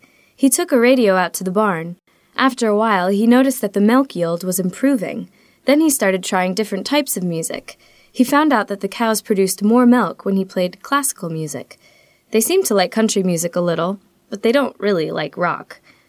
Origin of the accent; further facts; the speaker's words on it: New York City, New York, United States; Oh, no. We're both from New York City. We had never grown a crop or raised an animal before.